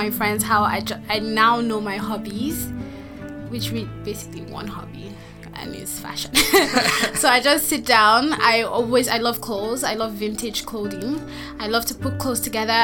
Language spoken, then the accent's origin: English; Nigeria; also born or lived in Anambra State, Nigeria; I'm from Nigeria. I live in Abuja, Nigeria.